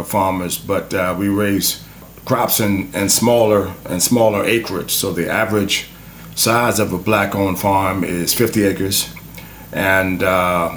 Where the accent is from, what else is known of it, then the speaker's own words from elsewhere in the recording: Mecklenburg County, Virginia, United States; I'm a fourth-generation farmer from Mecklenburg County, Virginia, and my people were defined as river people.